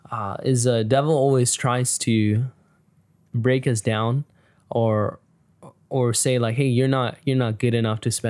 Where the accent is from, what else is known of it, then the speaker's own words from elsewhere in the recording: California, United States; And I'm I'm originally from California, and we live here.